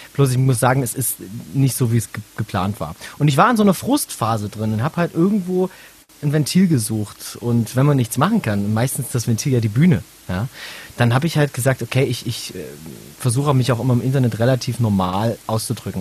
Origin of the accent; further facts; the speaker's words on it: Saxony, Germany; moved away; also born or lived in Bavaria; Ich komme ursprünglich aus Sachsen